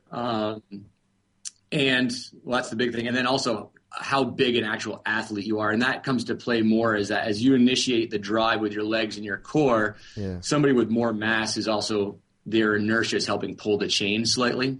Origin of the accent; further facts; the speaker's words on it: Vermont, United States; I'm from Vermont originally